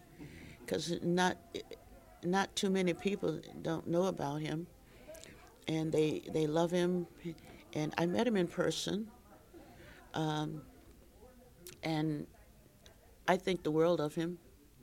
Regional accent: Boston, Massachusetts, United States; I grew up here in Boston, and my parents shopped at Skippy White's all the time for music

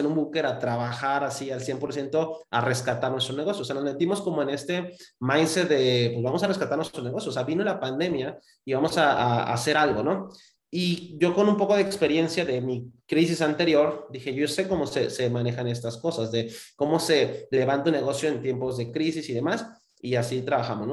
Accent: Cancún, Quintana Roo, Mexico; moved away as an adult; also born or lived in Mexico City; yo soy de Cancún, Quintana Roo

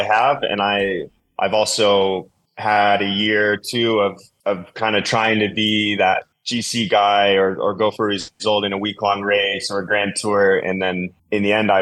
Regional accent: Colorado, United States; what I grew up with in Colorado mountain bike racing

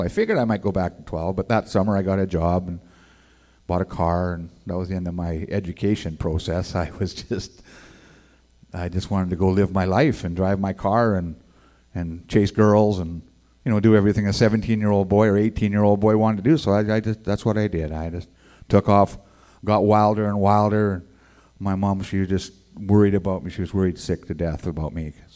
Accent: Edmonton, Alberta, Canada; also born or lived in La Crete, Alberta; I was born in Edmonton, Alberta

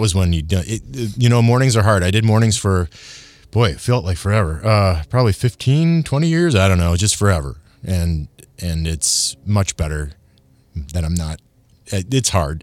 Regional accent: Michigan, United States; I'm from Michigan

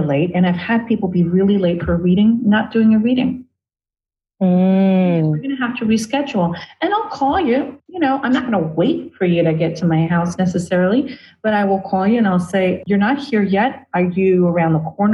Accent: New York City, New York, United States; I'm an Ashun priest of 22 years from Brooklyn

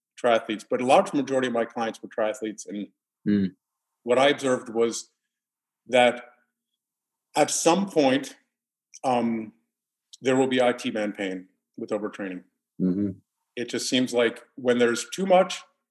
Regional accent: New York City, New York, United States; I grew up in New York City

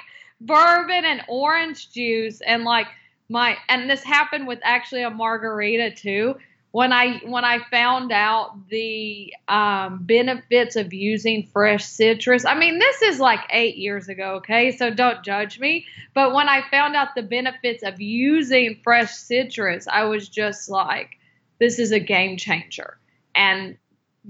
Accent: North Carolina, United States; moved away; also born or lived in Seattle; I'm from North Carolina

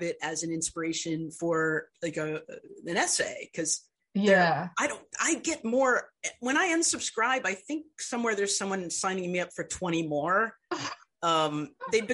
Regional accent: Indiana, United States; I'm from Indiana

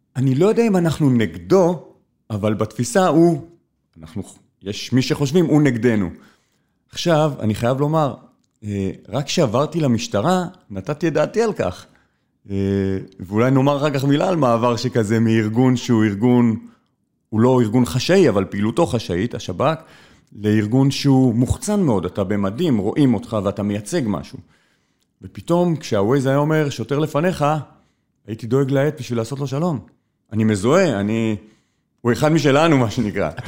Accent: Israel; נולדתי בארץ, גדלתי בארץ הזו, עברתי בין אה, מקומות ומדינות

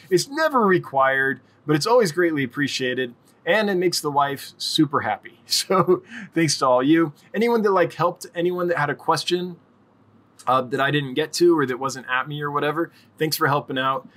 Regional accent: Los Angeles, California, United States; now in Wyoming, United States; I come from Los Angeles, like in California. I've lived all over California, but most recently Southern California

